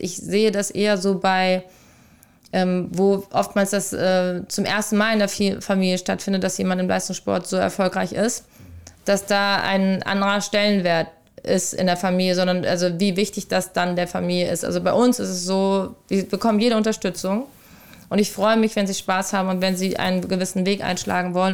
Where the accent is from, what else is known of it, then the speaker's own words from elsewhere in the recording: Rüsselsheim, Hesse, Germany; moved away; also born or lived in Hamburg; in meiner Heimatstadt Rüsselsheim aus der Arbeiter, also ich ist ja eine Arbeiterstadt, aus der ich komme.